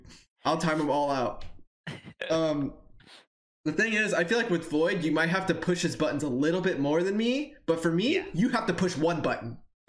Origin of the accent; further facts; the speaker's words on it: Hawaii, United States; I came from Hawaii. Believe it or not.